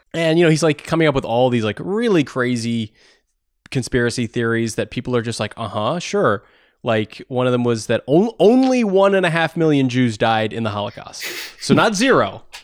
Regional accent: Takoma Park, Maryland, United States; I grew up in Tacoma Park

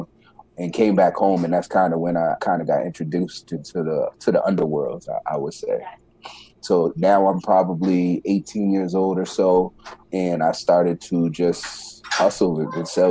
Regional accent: New York City, New York, United States; I was born in the Bronx, New York. At a young age, my father passed away when I was around 9 years old, nine years old. From that point, we moved from New York City to upstate New York

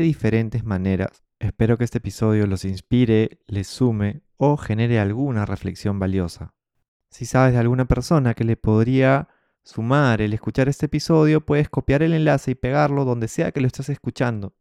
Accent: Peru; todos somos peruanos

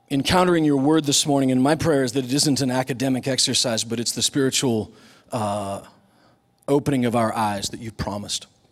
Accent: Superior, Nebraska, United States; The school that I grew up in was in Nebraska

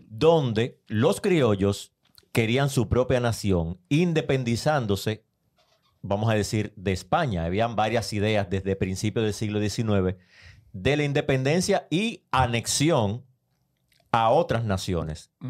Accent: Dominican Republic

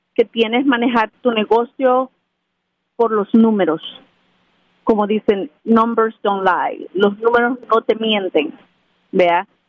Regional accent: Santiago Texacuangos, San Salvador, El Salvador; moved away; yo crecí en un pueblo de El Salvador que se llama Santiago Texacuangos.

